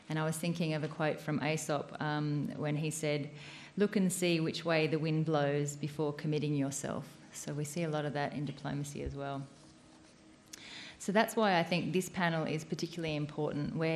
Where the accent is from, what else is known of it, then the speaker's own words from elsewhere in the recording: Australia; my own background um, is as an Australian diplomat working for Foreign Affairs